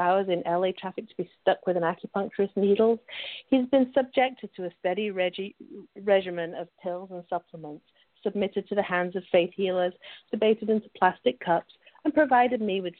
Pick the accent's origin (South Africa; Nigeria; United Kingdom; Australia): United Kingdom; Sheffield, Yorkshire and the Humber; I grew up in the north of England in a big city that most people have probably never heard of, which is Sheffield.